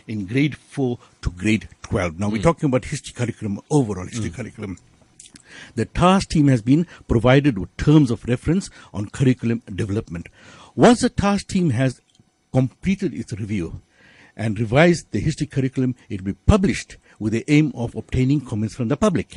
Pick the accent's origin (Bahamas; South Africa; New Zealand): South Africa; we are South African, integral South Africans, full-blooded South Africans